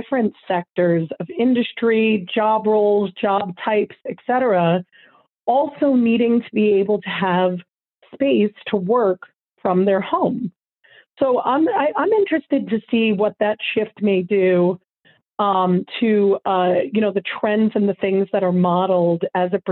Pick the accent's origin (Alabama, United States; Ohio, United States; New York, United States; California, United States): New York, United States; I grew up in New York